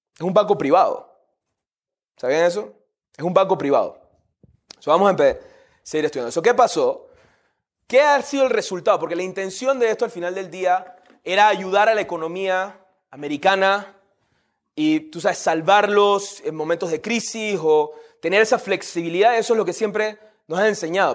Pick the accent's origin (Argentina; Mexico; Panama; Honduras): Panama; Yo soy de Panamá